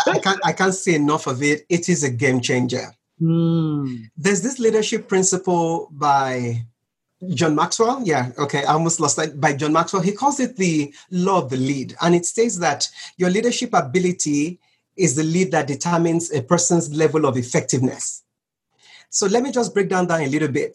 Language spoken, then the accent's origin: English; Nigeria; growing up in Nigeria, a developing country of, you know, right now about 200 million people